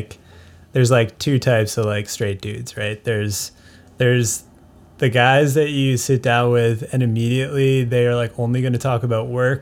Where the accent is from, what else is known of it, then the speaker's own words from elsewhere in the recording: Reading, Massachusetts, United States; Yeah, suburb Reading, of Boston.